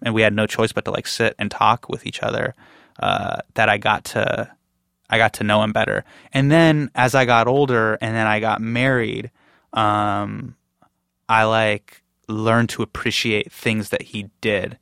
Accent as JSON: {"language": "English", "town": "Davis", "region": "California", "country": "United States", "tie": "born or raised there", "said": "I grew up in Davis"}